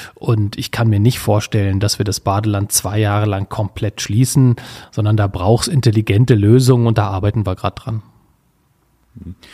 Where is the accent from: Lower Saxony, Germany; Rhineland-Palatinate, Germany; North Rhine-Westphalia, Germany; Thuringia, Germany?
Lower Saxony, Germany; Wolfsburg; als gebürtiger Wolfsburger